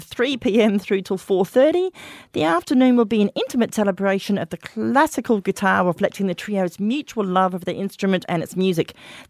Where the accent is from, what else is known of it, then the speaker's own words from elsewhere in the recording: United Kingdom; now in Australia; And I come from Britain.